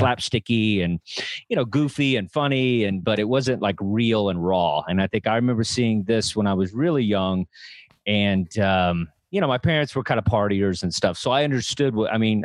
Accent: Texas, United States; growing up in Texas

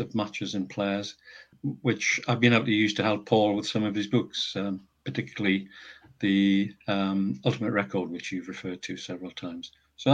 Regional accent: Northumberland, North East England, United Kingdom; moved away as an adult; also born or lived in Teesside / Cheshire; I was born in Northumberland and lived there until I went to university.

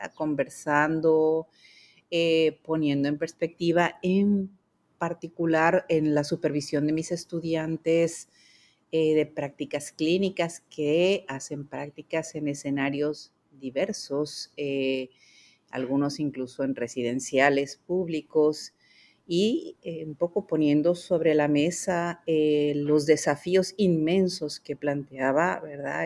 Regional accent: Mexico; moved away as an adult; also born or lived in France; now in Puerto Rico; yo soy mexicana de nacimiento. Allá hice mis primeros estudios de psicología

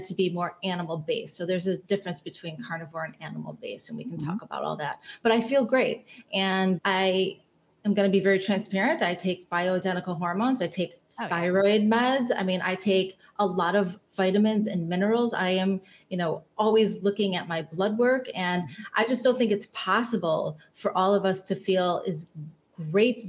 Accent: Chicago, Illinois, United States; I grew up in the North Shore of Chicago

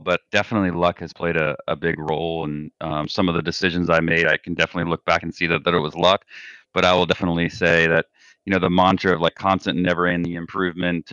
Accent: South Florida, United States; Grew up in South Florida.

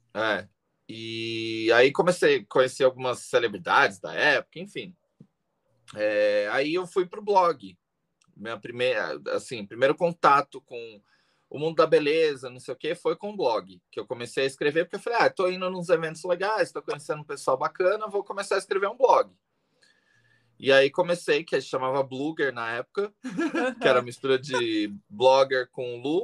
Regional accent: Greater São Paulo, Brazil; also born or lived in Taubaté / Itapecerica da Serra / Guarulhos; Morei é. a vida inteira na Grande São Paulo

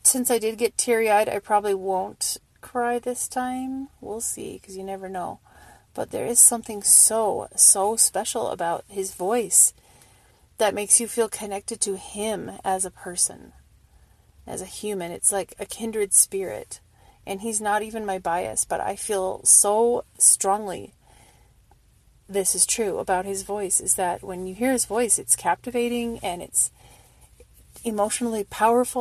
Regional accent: Wisconsin River, United States; I grew up on the Wisconsin River

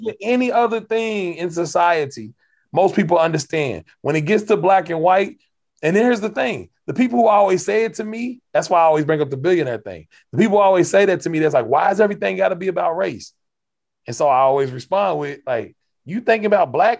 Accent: Kentucky, United States; I'm from Kentucky

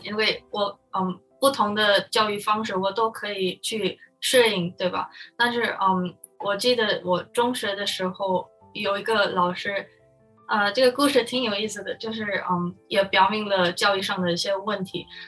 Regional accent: Philippines; Chinese is a second language; moved away as an adult; now in United States; 我就是在菲律宾出生长大，所以我就在菲律宾，嗯，上课

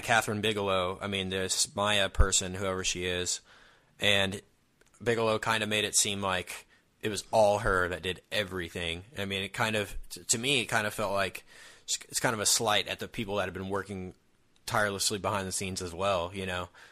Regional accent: United States; us Americans

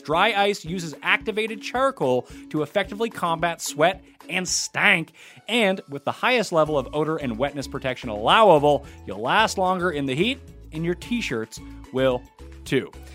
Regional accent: Canada; we're Canadian.

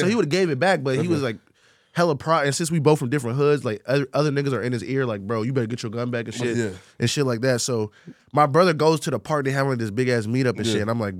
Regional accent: Orlando, Florida, United States; I'm from Orlando, Florida.

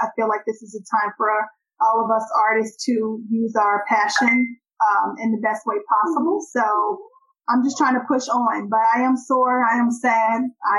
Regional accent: Cincinnati, Ohio, United States; moved away; I went home to my hometown of Cincinnati, and shout out to Ohio.

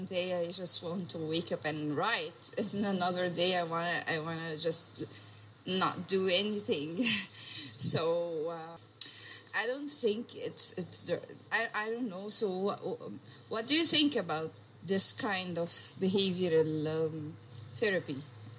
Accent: Egypt; I have a question about therapy because I am from Egypt

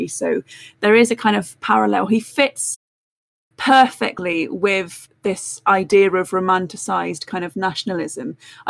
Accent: Wales, United Kingdom; also born or lived in Cornwall; I'm biased, you know, I'm Welsh, but I'm also Cornish, and we Cornish have lots of our own King Arthur origin stories of our own.

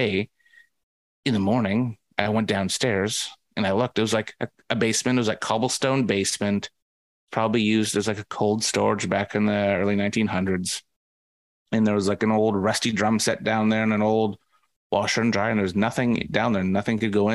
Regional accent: Vancouver, British Columbia, Canada; I'm from Vancouver.

